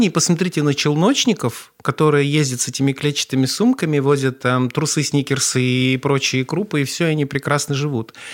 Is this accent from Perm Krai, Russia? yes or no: yes; Perm, Perm Krai, Russia; also born or lived in Saint Petersburg; now in Kazan, Russia; какой-то такой интернациональный человек, который родился в Ленинграде, прожил на Урале всю сознательную жизнь и два года назад переехал в Казань, так что дитя мира.